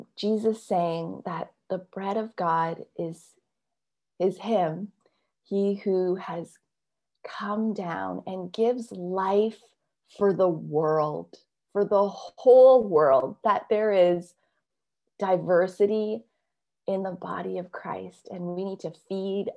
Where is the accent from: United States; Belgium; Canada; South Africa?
Canada; I'm Canadian and yet I do have this Chinese heritage